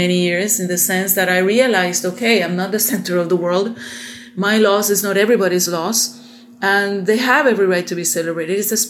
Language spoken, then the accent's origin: English; Panama; I am from Panama, Republic of Panama